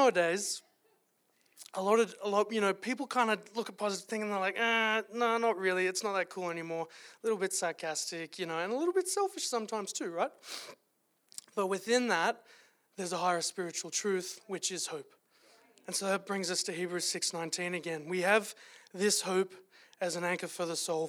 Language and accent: English; Australia; moved away as an adult; now in Calgary, Canada; as you could tell from the accent, if I don't have a cold, I am from Australia originally